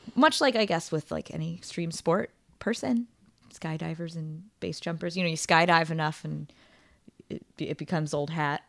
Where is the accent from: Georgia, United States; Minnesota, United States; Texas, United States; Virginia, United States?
Virginia, United States; Northern; moved away; I'm from outside of DC, northern okay. Northern Virginia area. Nova seven hundred oh three